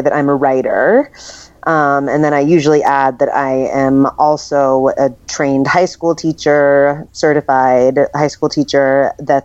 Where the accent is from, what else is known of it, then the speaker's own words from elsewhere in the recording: New York City, New York, United States; also born or lived in Colorado; I was born and raised in New York City